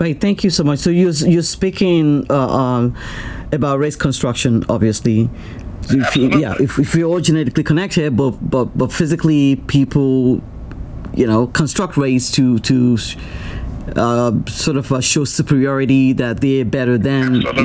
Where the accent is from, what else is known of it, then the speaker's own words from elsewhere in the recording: Nigeria; now in United States; i'm a nigerian i'm still a nigerian